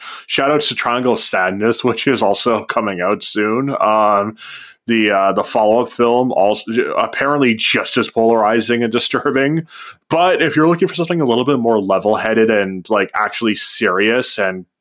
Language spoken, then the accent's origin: English; Canada; you and I grew up in the Canadian school system.